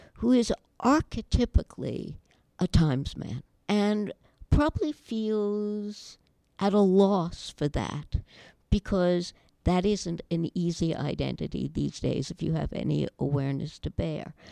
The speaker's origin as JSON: {"language": "English", "country": "United States", "said": "I am obviously an American Jewish girl"}